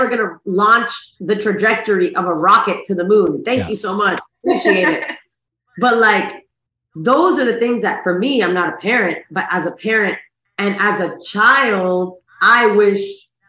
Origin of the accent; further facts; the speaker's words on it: United States; born there; even though I was born in the United States, I still got that immigrant blood.